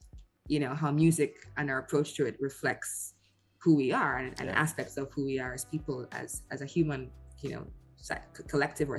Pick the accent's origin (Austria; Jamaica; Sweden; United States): Jamaica; also born or lived in United Kingdom; I'm Jamaican